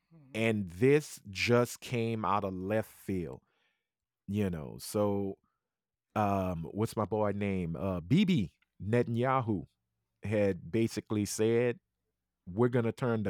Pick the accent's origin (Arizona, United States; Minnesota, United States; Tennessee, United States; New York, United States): New York, United States; I'm from New York. Fuck that bitch.